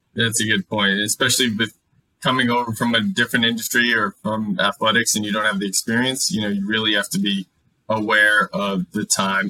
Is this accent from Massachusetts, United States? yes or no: yes; Mansfield, Massachusetts, United States; I grew up in Mansfield, Massachusetts, went to Mansfield High